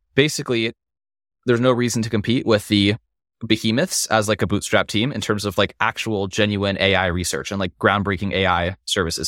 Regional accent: Las Vegas, Nevada, United States; growing up in Vegas

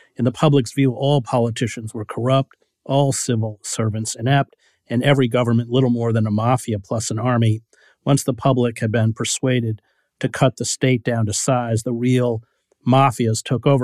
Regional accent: St. Johnsbury, Vermont, United States; also born or lived in Barnet Center, Vermont; I was born in Saint Johnsbury, and my parents lived in Barnett Center

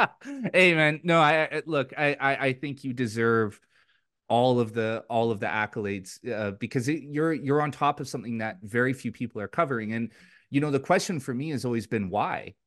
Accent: Richmond, British Columbia, Canada; also born or lived in Vancouver; in my community where I grew up in Richmond

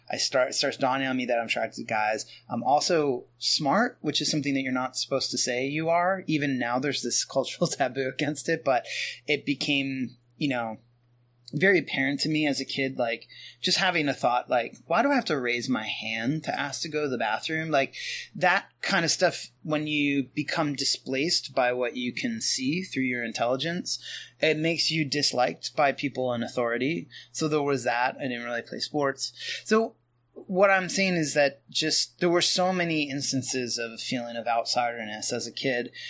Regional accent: Pennsylvania, United States; I grew up in small town Pennsylvania

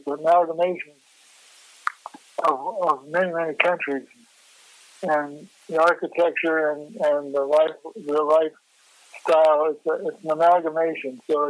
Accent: Stockton, California, United States; moved away as an adult; also born or lived in San Francisco Bay Area; now in Charlottesville, United States; I'm 72 now. I grew up in Central California, and mostly in a town called Stockton, California, which is in the Spokane Valley.

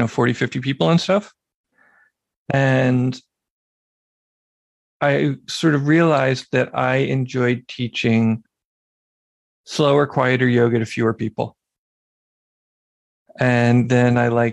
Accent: Philadelphia, Pennsylvania, United States; moved away; I had moved back to my hometown of Philadelphia

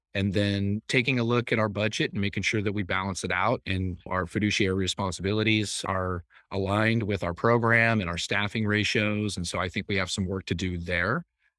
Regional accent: California, United States; also born or lived in West Virginia; I grew up in Marin and Sonoma County and dealt with a lot of family adversity. And I went to 11 schools in 12 years, including three different high schools. So it was a shock coming from California, just the cultural differences.

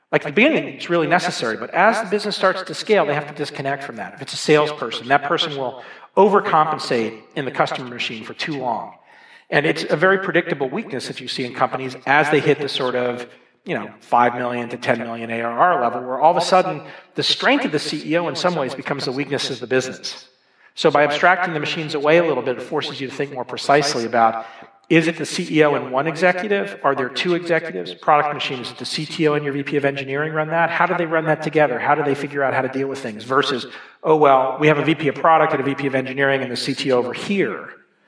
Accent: Dallas, Texas, United States; also born or lived in Boston; now in Boulder, United States; I grew up in Dallas, Texas.

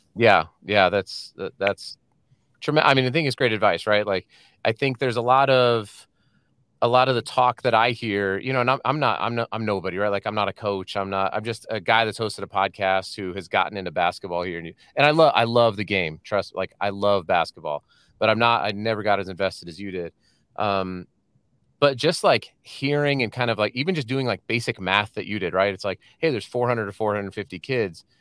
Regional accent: Colorado, United States; moved away as an adult; also born or lived in San Diego; now in Salt Lake City, United States; we're from Colorado

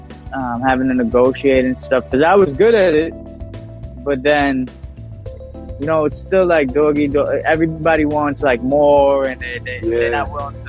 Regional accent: New York City, New York, United States; born or raised there

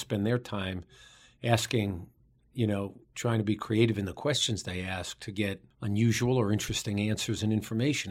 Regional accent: New York City, New York, United States; We both grew up in the borough of Queens in New York City.

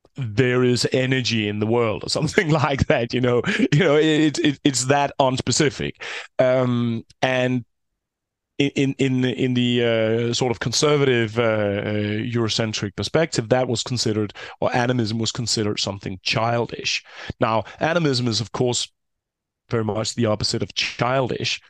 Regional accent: Denmark; I'm from Denmark, a fairly small country with around six, uh, six million people

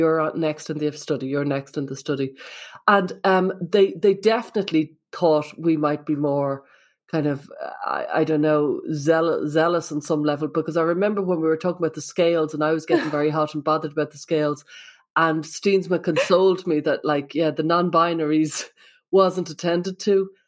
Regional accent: Ireland; I'm from Ireland

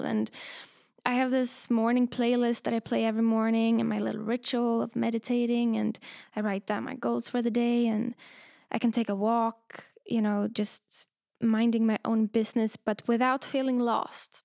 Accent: Sweden; also born or lived in London, United Kingdom; now in Berlin, Germany; I grew up in Sweden

